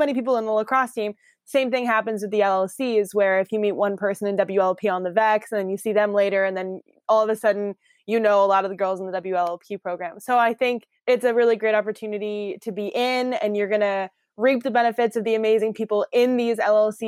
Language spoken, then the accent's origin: English; Iowa, United States; moved away as an adult; now in Washington, D.C., United States; Born and raised in Iowa, corn-fed girl over here